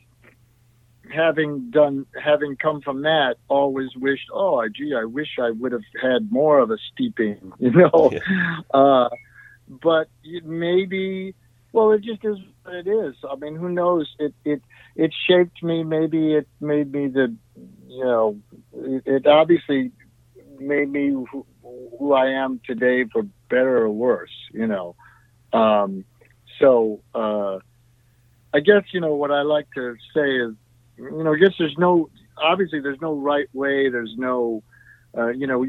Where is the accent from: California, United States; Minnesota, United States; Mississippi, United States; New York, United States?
New York, United States; Niagara Falls; I grew up in Niagara Falls